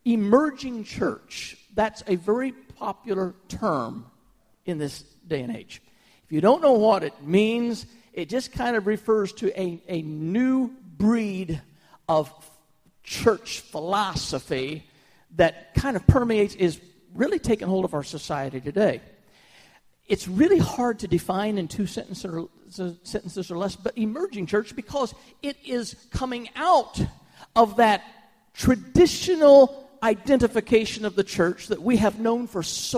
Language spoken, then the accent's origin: English; United States; as an American